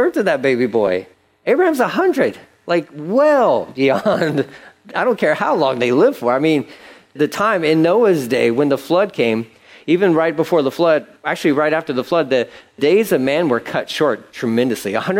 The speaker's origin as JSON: {"language": "English", "region": "Texas", "country": "United States", "said": "I've had a Texas driver's license for over 20 years."}